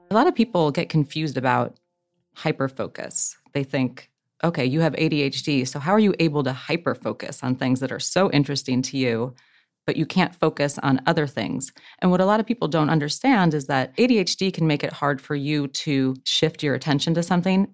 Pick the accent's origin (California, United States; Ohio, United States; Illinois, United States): Ohio, United States; I'm from Ohio, so from the same area